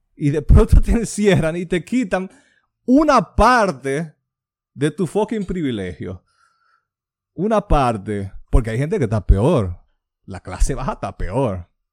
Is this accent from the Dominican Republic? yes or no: yes; Dominican Republic; de donde yo nací.